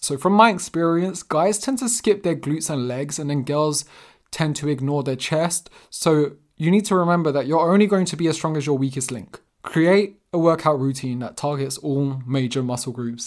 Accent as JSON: {"language": "English", "region": "London", "country": "United Kingdom", "tie": "born or raised there", "said": "I'm actually born and raised in London, South London specifically, and my parents are Portuguese"}